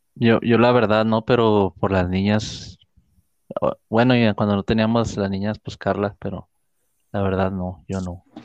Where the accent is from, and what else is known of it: Mexico